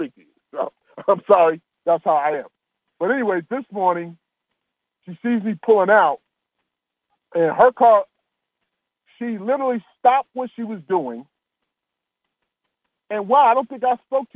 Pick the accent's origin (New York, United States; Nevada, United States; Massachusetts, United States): New York, United States; moved away; But I'm from New York.